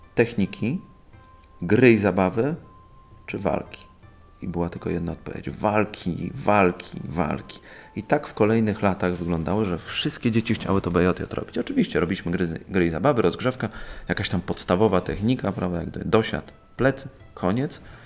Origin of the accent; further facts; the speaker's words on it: Poland; jestem czarnym pasem z Polski